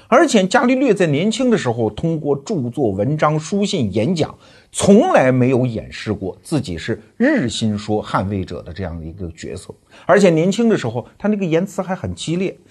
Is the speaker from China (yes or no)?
yes; China; 我们中国人